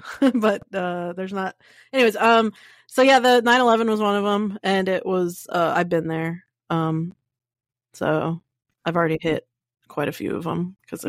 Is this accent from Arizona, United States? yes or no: yes; Arizona, United States; I'm from Arizona